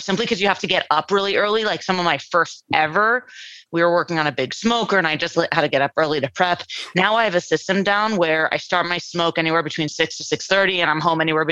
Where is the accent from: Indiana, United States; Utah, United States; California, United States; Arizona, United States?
California, United States; Los Angeles; I'm born and raised in California, in Los Angeles, San Fernando Valley